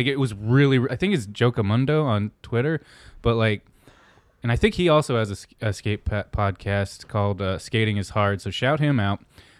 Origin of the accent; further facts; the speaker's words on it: East Coast, United States; growing up on the East Coast